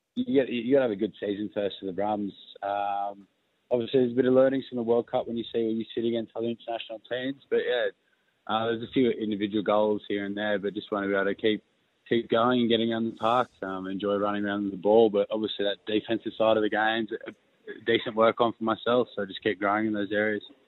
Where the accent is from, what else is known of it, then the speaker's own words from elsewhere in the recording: Sydney, New South Wales, Australia; I'm from Sydney